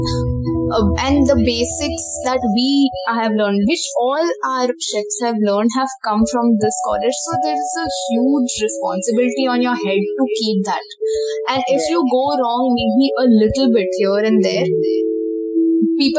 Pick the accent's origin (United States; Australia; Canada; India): India; Karnataka; I am coming from Karnataka